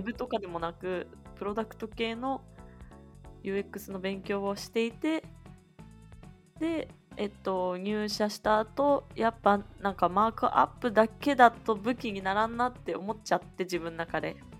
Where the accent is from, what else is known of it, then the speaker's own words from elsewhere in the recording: Nagoya, Aichi, Japan; 名古屋から出たことがないです